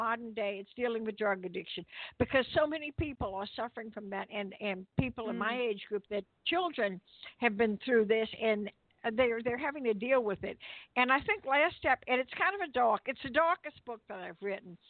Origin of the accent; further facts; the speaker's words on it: New Orleans, Louisiana, United States; I am from New Orleans originally